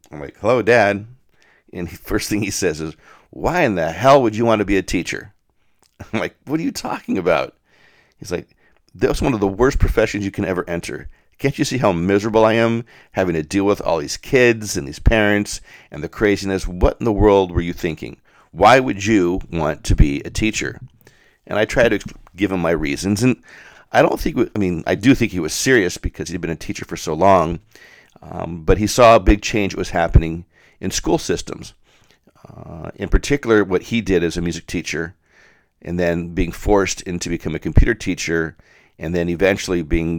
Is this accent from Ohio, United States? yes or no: no; Denver, Colorado, United States; And while I grew up in Denver, it was the preeminent catering company in the state